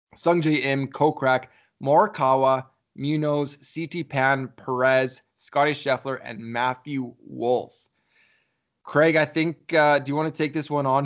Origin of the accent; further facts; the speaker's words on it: Canada; we're from Canada